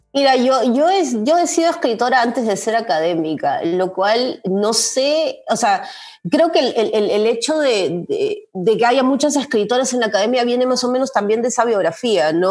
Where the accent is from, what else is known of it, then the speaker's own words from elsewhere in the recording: Lima, Peru; moved away as an adult; also born or lived in Cusco, Peru; now in Illinois, United States; yo soy de Lima, ¿no? He vivido hasta los... Eh, 24, 25 años que fui a vivir a Cusco, un año, he vivido en Lima, viví en Lima toda mi vida